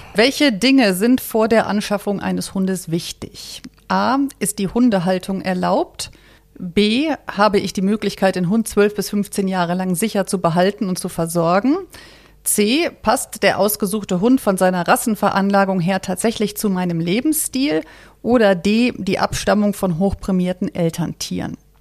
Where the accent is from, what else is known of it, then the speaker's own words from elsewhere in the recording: Cologne, North Rhine-Westphalia, Germany; moved away; ich komme ja aus Köln.